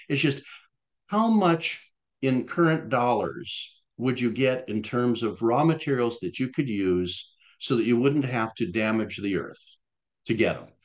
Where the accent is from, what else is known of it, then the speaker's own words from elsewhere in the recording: Florida, United States; when I was growing up in Florida, uh, in elementary school